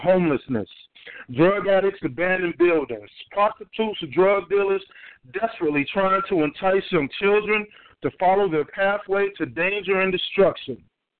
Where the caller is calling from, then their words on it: Georgia, United States; I'm calling from Georgia.